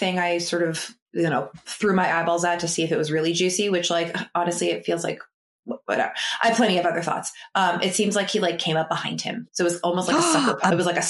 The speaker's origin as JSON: {"language": "English", "region": "Massachusetts", "country": "United States", "tie": "born or raised there", "said": "So I grew up in Massachusetts."}